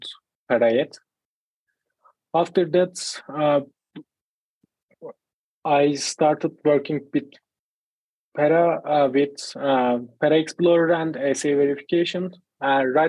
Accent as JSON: {"language": "English", "country": "Turkey", "said": "I am from Turkey"}